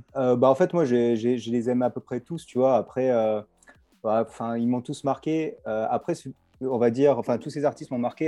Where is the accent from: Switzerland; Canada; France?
France; Nice, Provence-Alpes-Côte d'Azur; je suis de Nice, exactement, donc en fait, bah, je suis à Nice, là